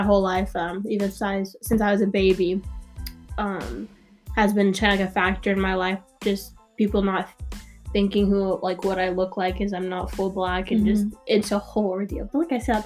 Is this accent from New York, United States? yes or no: no; Norman, Oklahoma, United States; also born or lived in Tulsa, Oklahoma; I was born in Tulsa but moved here I think I was 8 years old. I moved to Norman just because my dad got a new job